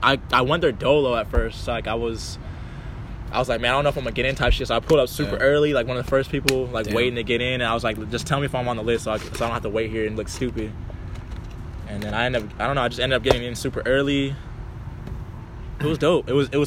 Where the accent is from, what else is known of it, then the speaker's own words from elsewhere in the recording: California, United States; I'm from California.